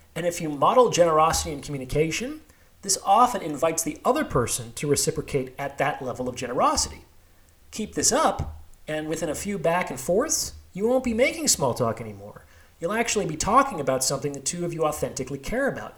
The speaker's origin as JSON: {"language": "English", "town": "Las Vegas", "region": "Nevada", "country": "United States", "tie": "born or raised there", "also_born_or_lived": "Seattle / New York", "moved": "yes", "lives_now": "Bay Area, United States", "said": "I was actually born and raised in Las Vegas, a few miles from the strip"}